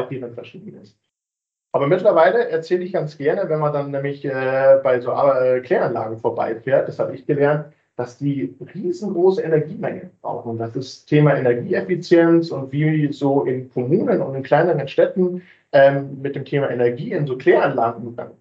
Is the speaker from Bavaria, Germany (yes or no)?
yes; Munich, Bavaria, Germany; Ich bin tatsächlich gebürtiger Münchner